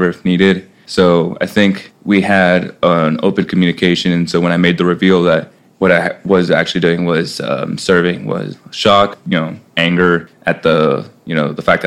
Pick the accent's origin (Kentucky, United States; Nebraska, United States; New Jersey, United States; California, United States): California, United States; Central; moved away as an adult; now in Syracuse, United States; I'm originally from Central California, around the same area of Rudy